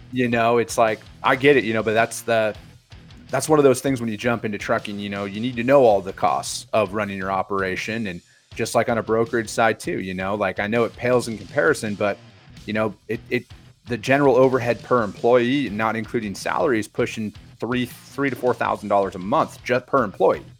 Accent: Wisconsin, United States; now in Phoenix, United States; I'm a Wisconsin boy, born and raised, you know, from a small farming community out there.

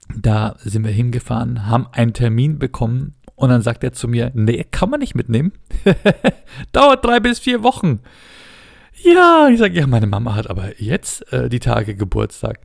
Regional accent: Ingolstadt, Bavaria, Germany; bei uns in Ingolstadt

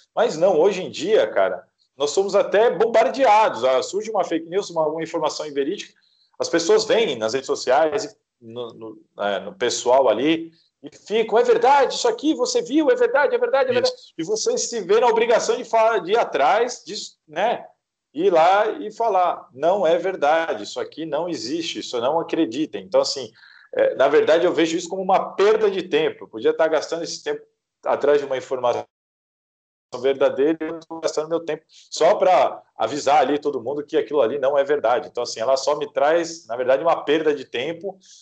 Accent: Santos, São Paulo, Brazil; eu sou de Santos, Inclusive, apesar de trabalhar em São Paulo há muitos anos, eu continuo morando em Santos

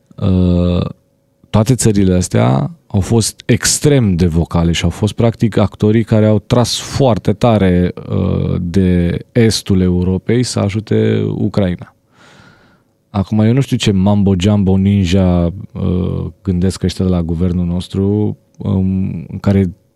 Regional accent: Romania; sunt din România

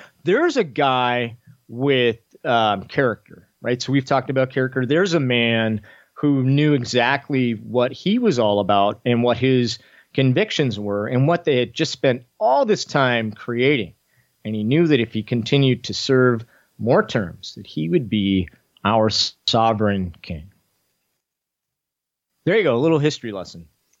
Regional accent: Florida, United States; I'm from Florida, so we don't have any problem down here whatsoever.

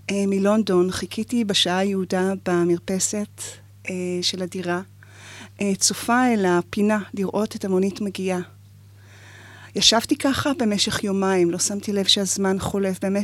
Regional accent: Rishon LeZion, Central District, Israel; אני גדלתי בראשון.

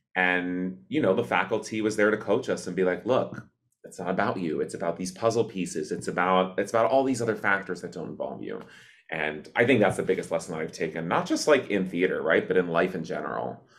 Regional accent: Cleveland, Ohio, United States; I grew up in Cleve, uh, outside of Cleveland, Ohio

